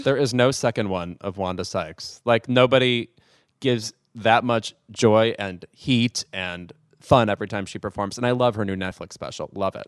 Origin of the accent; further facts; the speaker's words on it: Illinois, United States; moved away; growing up in the Midwest